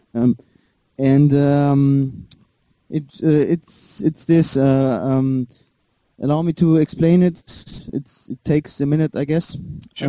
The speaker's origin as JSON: {"language": "English", "country": "Germany", "tie": "born or raised there", "second_language": "English", "said": "I was born in Germany. My parents fled from Iran"}